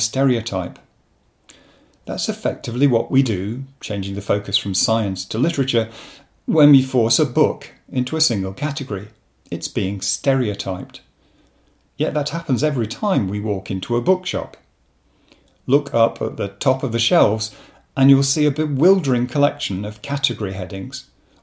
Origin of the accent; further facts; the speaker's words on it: Rochdale, North West England, United Kingdom; moved away; I come originally from Rochdale in Lancashire